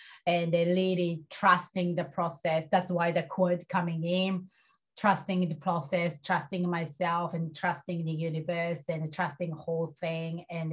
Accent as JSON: {"language": "English", "country": "Japan", "moved": "yes", "said": "I'm coming from Japan"}